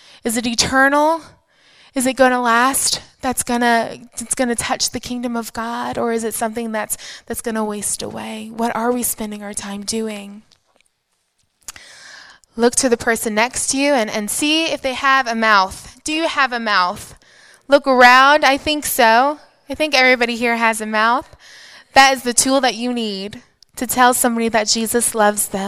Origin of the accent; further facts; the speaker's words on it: United States; I am an American from the greatest country in the world